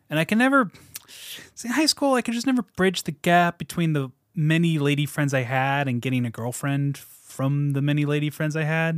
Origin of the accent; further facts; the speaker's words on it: Washington, United States; my parents decided we need to move to Washington